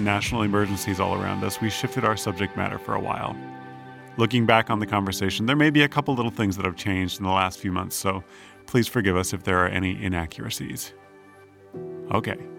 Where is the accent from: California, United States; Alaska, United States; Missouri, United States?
Alaska, United States; I'm from Alaska. That's my home territory.